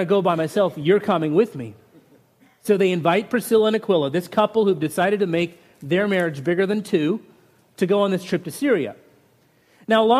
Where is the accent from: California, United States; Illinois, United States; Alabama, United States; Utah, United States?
Utah, United States; I grew up in Utah where families were 12 and 15 kids often